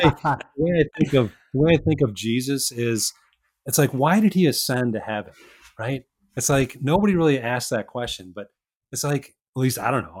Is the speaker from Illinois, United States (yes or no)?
yes; Chicago, Illinois, United States; accent: Midwestern; I grew up in Chicago. So I'm a Midwesterner. my accent probably sounds a little bit Midwestern.